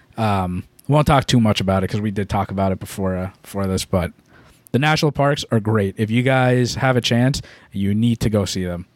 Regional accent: Massachusetts, United States; We're from Massachusetts

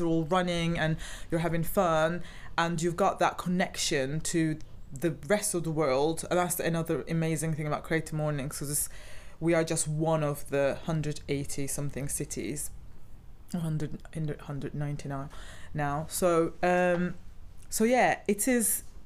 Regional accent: Turkey; now in Cardiff, United Kingdom; I'm originally from Turkey

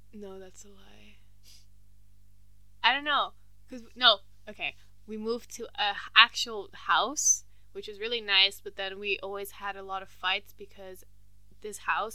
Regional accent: Geneva, Switzerland; born there; I was born in Geneva. And Geneva's the French part of Switzerland. And I'm half French.

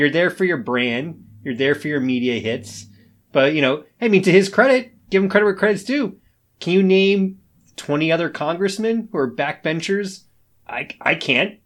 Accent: United States; as an American

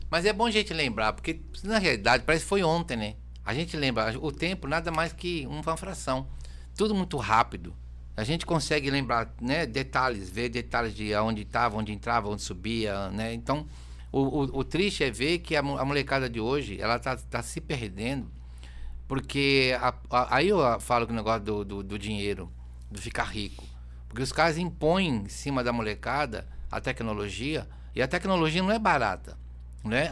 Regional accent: São Paulo, Brazil; moved away; quando eu morava na Zona Norte de SBT

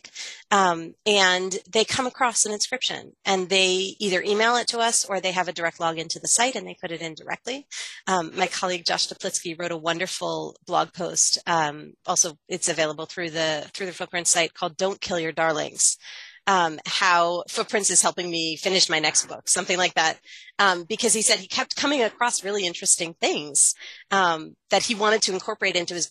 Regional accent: Baltimore, Maryland, United States; I grew up in Baltimore

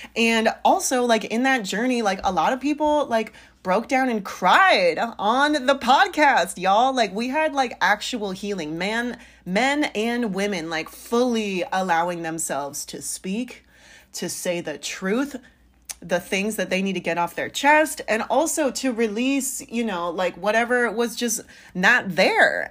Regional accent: San Francisco Bay Area, California, United States; now in St. Louis, United States; I'm from the Bay, the Bay Area

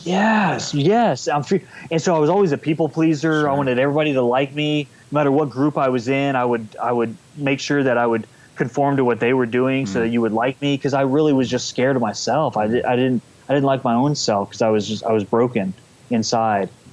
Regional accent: San Antonio, Texas, United States; from uh, San Antonio, Texas, born and raised in Texas.

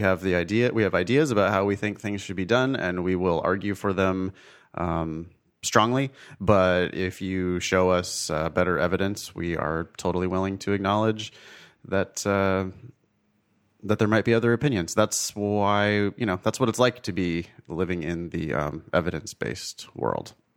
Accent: Ripon, California, United States; moved away as an adult; now in Los Angeles, United States; the drive from L A to my hometown of Ripon

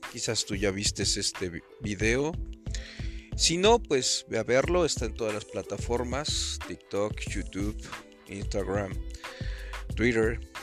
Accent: Mexico; now in United States; nosotros como mexicanos

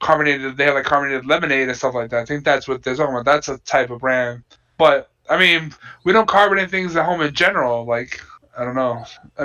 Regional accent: United States; I'm American.

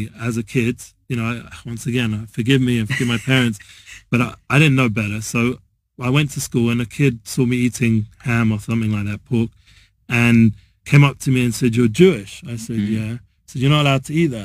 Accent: London, United Kingdom; now in Israel; I'm traditional Jew from North London

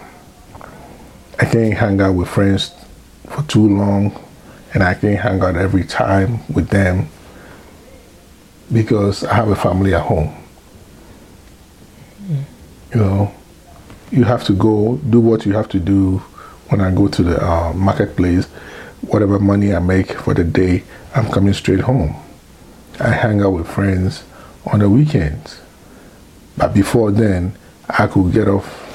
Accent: Ghana; moved away as an adult; now in United States

